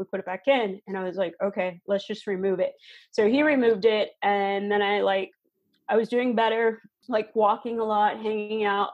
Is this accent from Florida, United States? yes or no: yes; Florida, United States; also born or lived in Georgia; now in Minnesota, United States; I grew up in Florida.